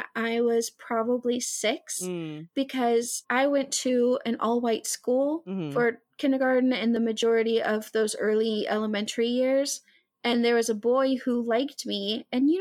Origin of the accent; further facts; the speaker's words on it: Hot Springs, Arkansas, United States; I grew up in Hot Springs, Arkansas.